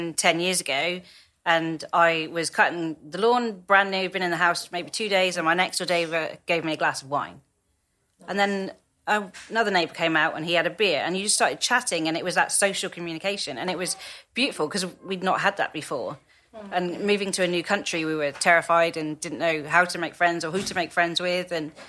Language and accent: English; Germany; now in England; Mostly, but I am from a military background, so I grew up in Germany and we were very different.